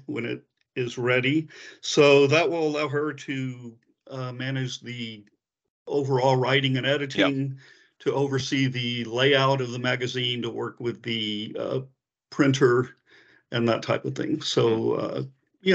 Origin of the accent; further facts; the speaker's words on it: San Antonio, Texas, United States; moved away; I'm in San Antonio, Texas. It's my hometown, so I'm back back home.